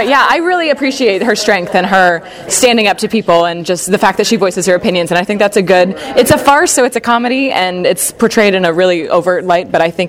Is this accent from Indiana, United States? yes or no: yes; Indianapolis, Indiana, United States; now in Irvine, United States; I'm from Indianapolis, Indiana.